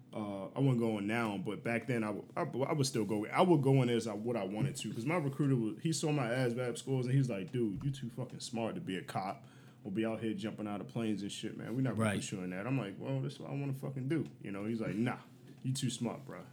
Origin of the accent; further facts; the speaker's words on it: Baltimore, Maryland, United States; I'm from Baltimore, Northeast Baltimore.